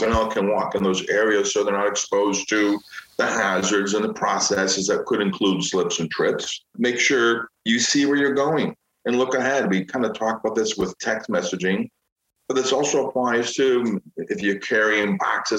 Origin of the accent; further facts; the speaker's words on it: Chicago, Illinois, United States; I'm from Chicago